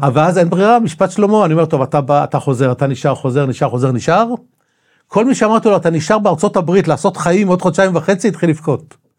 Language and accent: Hebrew; Tel Aviv-Yafo, Tel Aviv District, Israel; also born or lived in Rishon LeZion; יליד יפו בכלל. נולדתי ביפו, גדלתי עם השנים, לא חשוב, התחתנתי, עברתי לראשון לציון